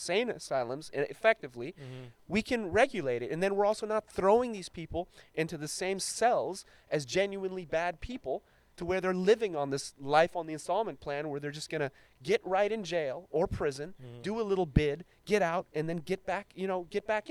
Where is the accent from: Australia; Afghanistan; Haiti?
Afghanistan; now in Long Beach, United States; I was born in Afghanistan